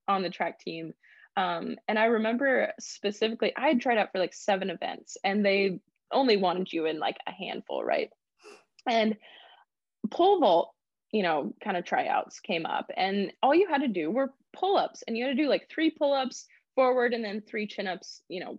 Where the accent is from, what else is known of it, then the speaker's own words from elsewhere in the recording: Graham, Texas, United States; I grew up in Graham, Texas. It's a very small town